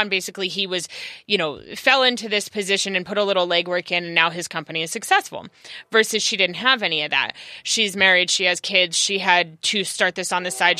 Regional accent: California, United States; also born or lived in Los Angeles; I am native Cal, to California

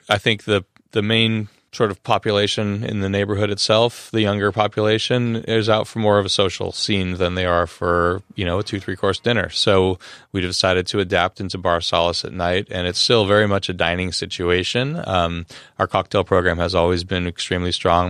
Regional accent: Los Angeles, California, United States; I'm from Los Angeles

